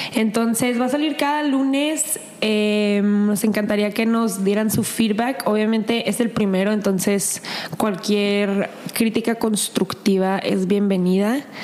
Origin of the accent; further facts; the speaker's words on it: El Paso, Texas, United States; moved away; also born or lived in Ciudad Juárez; llegando al paso de, de donde soy